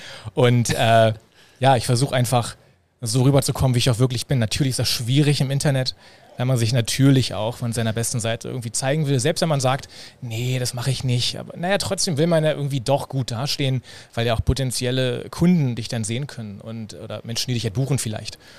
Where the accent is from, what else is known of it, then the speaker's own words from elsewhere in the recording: Berlin, Germany; Berliner, ja, geboren in Berlin, groß geworden in Berlin und lebe hier